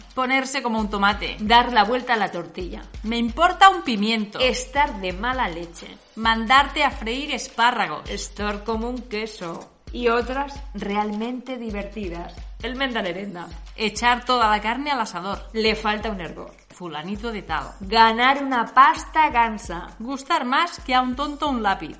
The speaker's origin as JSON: {"language": "Spanish", "country": "Spain", "moved": "as an adult", "lives_now": "Germany", "said": "Somos españolas"}